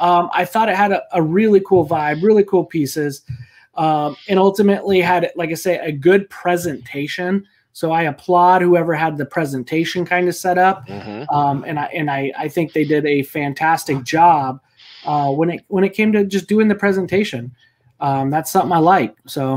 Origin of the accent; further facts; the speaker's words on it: New Mexico, United States; moved away; since I come from New Mexico, which I feel like is very, I mean, to a point, very similar to Texas.